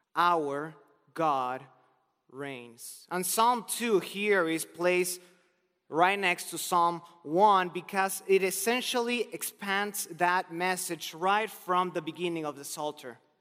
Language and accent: English; Argentina; moved away; I'm originally from Argentina